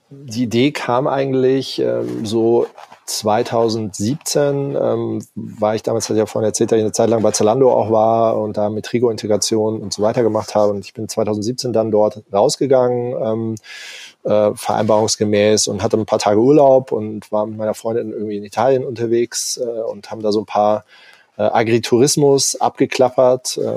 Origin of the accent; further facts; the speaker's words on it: Hamburg, Germany; man fragt sich irgendwie auch als Hamburger schon, schon immer, warum ist eigentlich dieses Ding nicht belebt